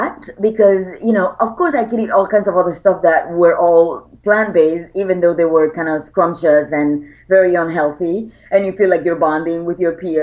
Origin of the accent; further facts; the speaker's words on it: Puerto Rico; I'm an island girl. I was born and raised in Puerto Rico.